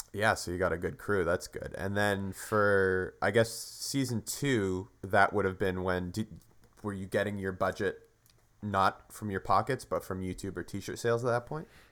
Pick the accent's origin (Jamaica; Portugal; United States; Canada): Canada; We're from Canada